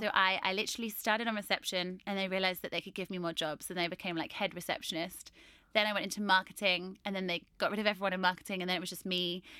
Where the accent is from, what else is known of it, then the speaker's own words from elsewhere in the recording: Norwich, East of England, United Kingdom; I train most of my clients in my hometown in Norwich